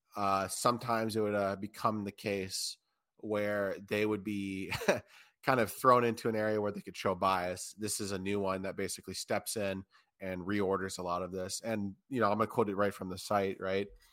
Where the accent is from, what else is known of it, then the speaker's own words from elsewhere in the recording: United States; as an American